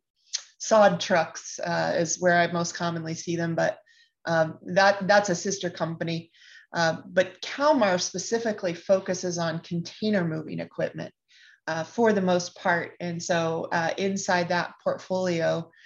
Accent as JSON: {"language": "English", "region": "Kansas", "country": "United States", "tie": "born or raised there", "said": "I'm from a small town that is right down the I-35 from Kansas City, and grew up, in a rural area on a farm. So I'm the literal cliche of anyone that's from Kansas."}